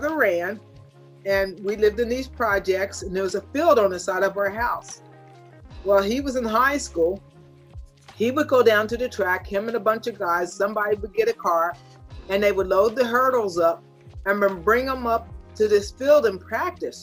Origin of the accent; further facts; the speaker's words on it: York, Pennsylvania, United States; York College, Pennsylvania. It's a college in my hometown